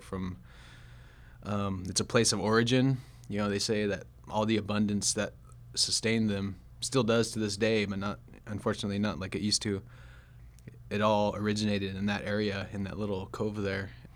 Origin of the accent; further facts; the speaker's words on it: Sacramento, California, United States; I grew up in Sacramento, in the Sacramento area of California